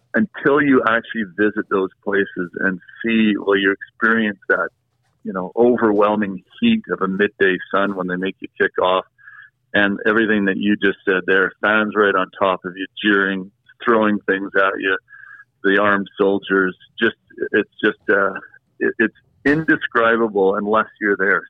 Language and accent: English; Canada; I'm from Canada. I was born in Canada. My parents were born in Canada